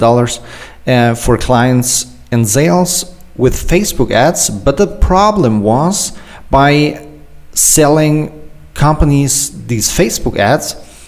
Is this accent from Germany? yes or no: yes; Germany; I'm an entrepreneur from Germany